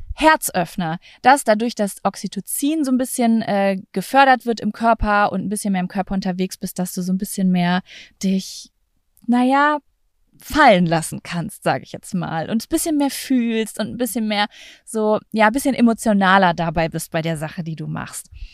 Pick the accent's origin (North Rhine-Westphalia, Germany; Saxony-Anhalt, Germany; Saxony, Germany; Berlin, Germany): North Rhine-Westphalia, Germany; Lübbecke; moved away; in meiner Heimatstadt Lübbecke